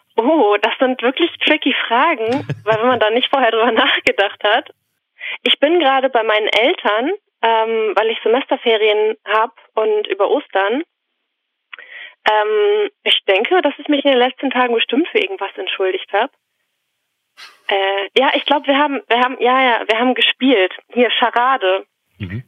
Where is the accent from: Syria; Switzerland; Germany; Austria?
Germany; Oldenburg, Lower Saxony; moved away as an adult; now in Halle, Germany; Aus Oldenburg, Niedersachsen